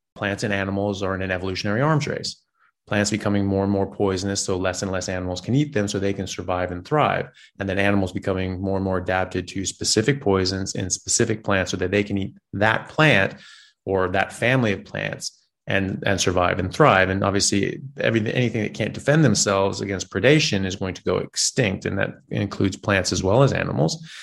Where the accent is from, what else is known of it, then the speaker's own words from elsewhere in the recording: United States; I'm an American, uh, medical doctor